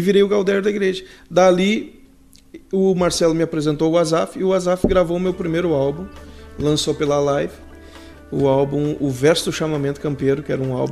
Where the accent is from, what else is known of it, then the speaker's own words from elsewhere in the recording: Gramado, Rio Grande do Sul, Brazil; also born or lived in Sapiranga / Porto Alegre; Nasci em Gramado, de Gramado para Sapiranga eu mudei com 12 anos, junto com a minha família. E com 22 eu fui para Porto Alegre